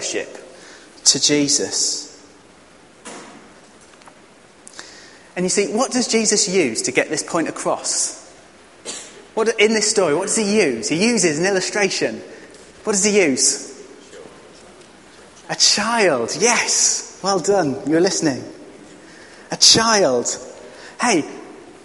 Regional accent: England, United Kingdom; as an English man

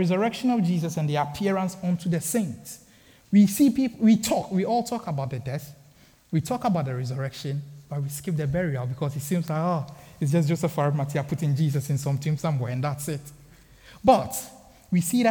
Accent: Ghana; growing up in Ghana, I had my basic education in Ghana

